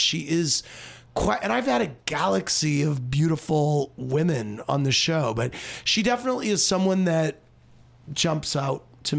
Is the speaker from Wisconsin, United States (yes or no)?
no; Springfield, Missouri, United States; I'm from Springfield, Missouri.